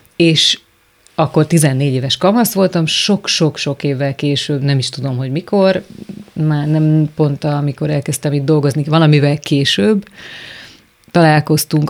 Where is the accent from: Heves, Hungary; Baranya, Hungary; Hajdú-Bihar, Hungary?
Baranya, Hungary; Szigetvár; moved away as an adult; also born or lived in Kaposvár; now in Budapest, Hungary; Szigetvári általános iskolában tanítanék, ahol egyébként tanultam is